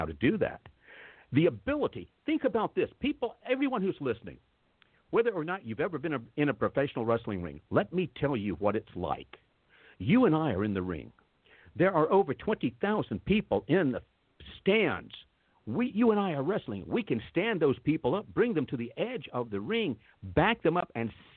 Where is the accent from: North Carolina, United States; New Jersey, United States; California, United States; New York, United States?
North Carolina, United States; moved away as an adult; I'm back in North Carolina, near my hometown